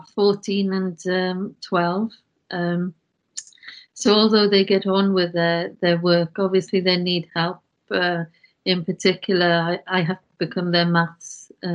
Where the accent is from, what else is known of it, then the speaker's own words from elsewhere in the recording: Wales, United Kingdom; I'm from Wales. You can probably detect the accent. I was brought up in a farm environment